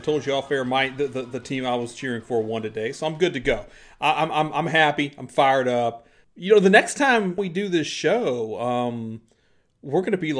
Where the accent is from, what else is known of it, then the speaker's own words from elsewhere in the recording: Chicago, Illinois, United States; we are from Chicago.